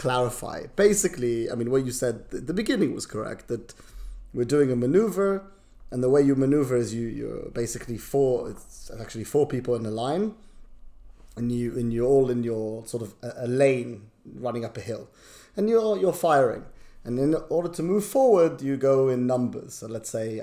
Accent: England, United Kingdom; moved away as an adult; also born or lived in Israel; now in London, United Kingdom; I was from England

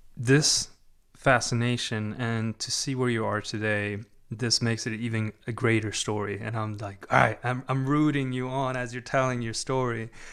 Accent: Sweden; born or raised there; moved away

